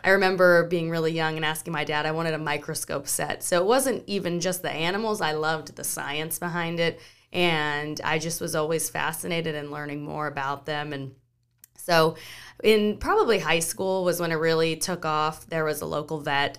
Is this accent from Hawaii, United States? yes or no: yes; Maui, Hawaii, United States; moved away as an adult; also born or lived in San Luis Obispo, California; now in Charleston, United States; I grew up in Hawaii